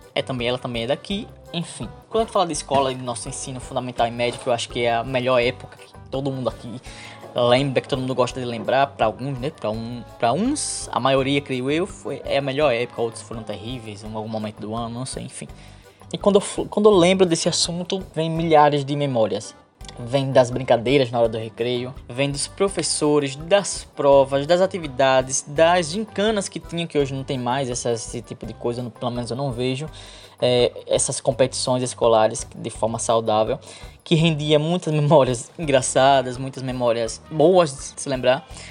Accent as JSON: {"language": "Portuguese", "town": "Nossa Senhora do Socorro", "region": "Sergipe", "country": "Brazil", "tie": "born or raised there", "said": "Eu sou aqui do estado de Sergipe"}